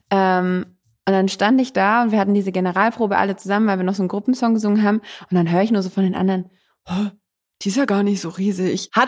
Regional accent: Dresden, Saxony, Germany; Ich komme aus Dresden.

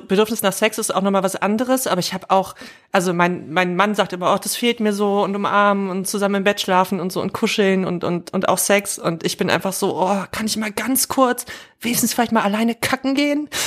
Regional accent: the East, eastern Germany, Germany; wir kommen jetzt alle zufällig aus dem Osten

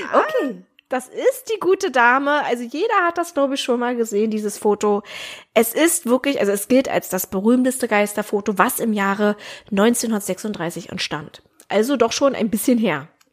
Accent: Germany; bei uns in Deutschland

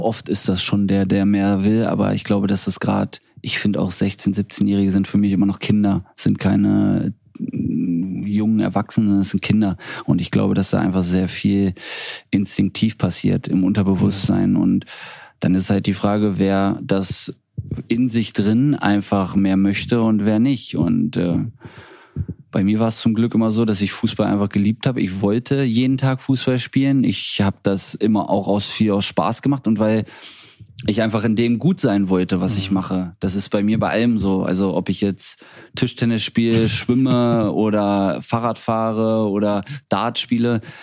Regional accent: Hanover, Lower Saxony, Germany; now in Bremen, Germany; aus Hannover, ist meine Heimat, meine Heimatstadt

